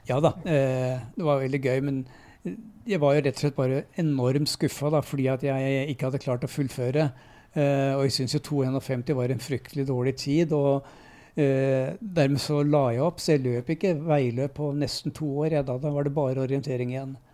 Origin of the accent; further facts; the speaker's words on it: Lørenskog, Akershus, Norway; moved away as an adult; also born or lived in Nittedal / Enebakk / Eidsvoll; now in Nes, Norway; Så kom jeg til Fjellhamar, så jeg regner meg som lørenskauing. Eller right. Fjellhamar-gutt, da. Eh, for det er der jeg vokste opp.